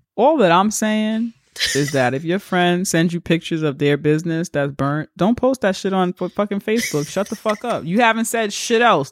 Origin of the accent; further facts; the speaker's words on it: New York, United States; Being a New Yorker and watching gentrification take place